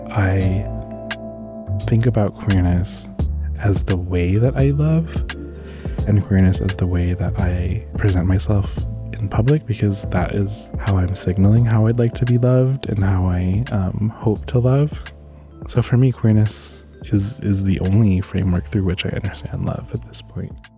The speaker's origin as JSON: {"language": "English", "town": "San Diego", "region": "California", "country": "United States", "tie": "born or raised there", "lives_now": "Bay Area, United States", "said": "I grew up in San Diego, California, specifically National City and Chula Vista"}